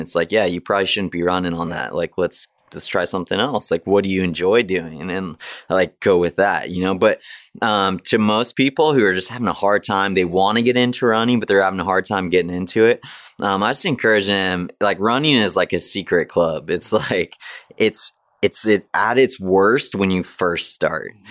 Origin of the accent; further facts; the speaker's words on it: Big Bear, California, United States; my hometown, Big Bear